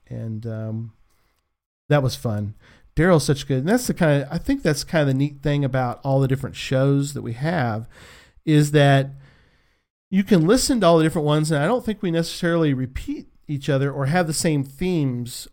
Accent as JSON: {"language": "English", "town": "San Antonio", "region": "Texas", "country": "United States", "said": "I'm from San Antonio"}